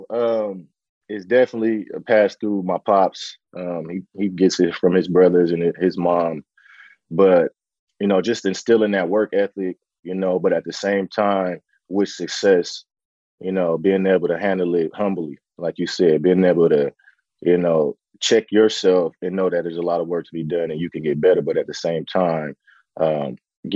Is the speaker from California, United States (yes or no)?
yes; San Francisco, California, United States; born and raised in Bayview, Hunters Point, you know, in the heart of, you know, the Bayview district in San Francisco